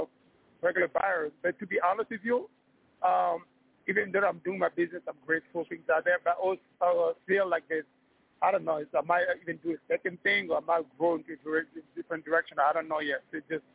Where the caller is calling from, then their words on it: New York, United States; from New York.